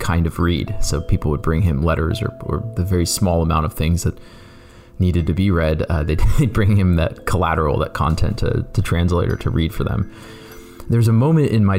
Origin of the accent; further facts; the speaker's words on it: Canton, Ohio, United States; I grew up in Canton, Ohio